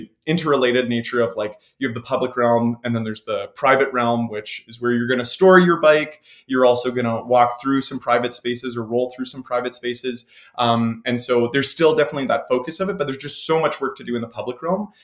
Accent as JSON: {"language": "English", "town": "Leduc", "region": "Alberta", "country": "Canada", "tie": "born or raised there", "moved": "yes", "lives_now": "Edmonton, Canada", "said": "I grew up in Leduc, which is just south of Edmonton"}